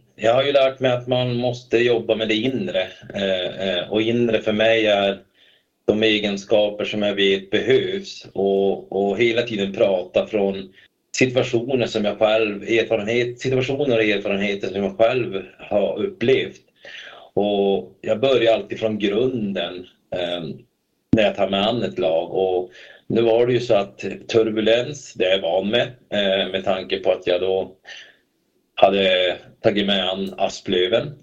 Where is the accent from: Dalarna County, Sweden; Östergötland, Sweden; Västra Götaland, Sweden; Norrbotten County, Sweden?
Norrbotten County, Sweden; Kalix; moved away as an adult; now in Stockholm, Sweden; jag är uppvuxen då i Kalix